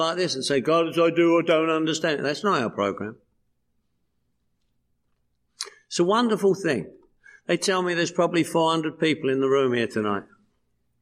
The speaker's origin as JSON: {"language": "English", "region": "London", "country": "United Kingdom", "moved": "yes", "lives_now": "Los Angeles, United States", "said": "every year I go home to London, England, where I'm from. I'm from London, England. You probably picked up on that, right? This is the way I speak."}